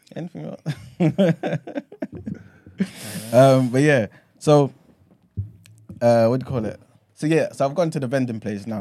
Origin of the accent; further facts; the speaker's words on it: London, United Kingdom; accent: London; also born or lived in Ghana; I'm from London